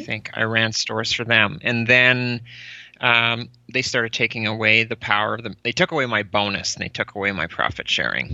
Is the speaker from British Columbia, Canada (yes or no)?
no; Cold Lake, Alberta, Canada; moved away as an adult; also born or lived in Calgary; now in Winnipeg, Canada; I grew up in Cold Lake, basically from the time I started grade one through till I graduated in grade twelve.